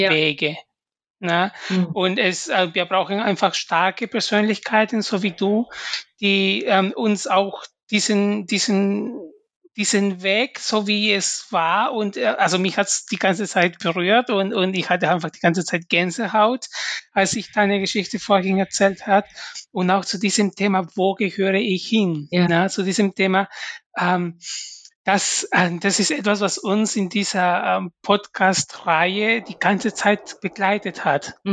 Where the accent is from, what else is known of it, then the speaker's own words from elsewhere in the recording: Peru; now in Germany; als Peruaner, wenn ich zurück nach Peru gehe, werde ich als Deutsche gesehen.